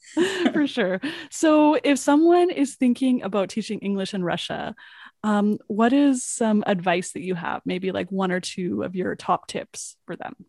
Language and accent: English; Edmonton, Alberta, Canada; moved away as an adult; also born or lived in South Korea; now in Vancouver, Canada; I grew up in Edmonton